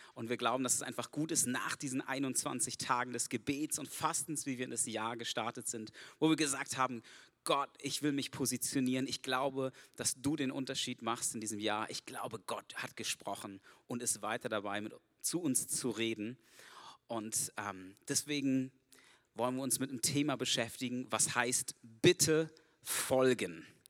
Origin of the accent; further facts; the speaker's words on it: Germany; Ich bin Deutscher, ich bin nicht von hier